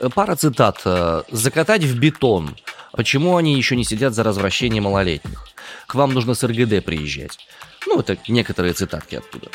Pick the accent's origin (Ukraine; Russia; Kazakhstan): Russia; Omsk, Omsk Oblast; два сибиряка